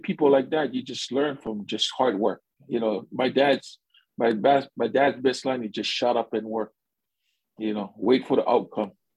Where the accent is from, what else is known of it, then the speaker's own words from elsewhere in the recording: Hawaii, United States; moved away as an adult; now in Japan; born and raised in Hawaii